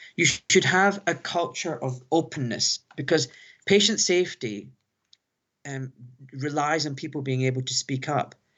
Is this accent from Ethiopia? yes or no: no; Glasgow, Scotland, United Kingdom; now in London, United Kingdom; a young Pakistani boy growing up in Glasgow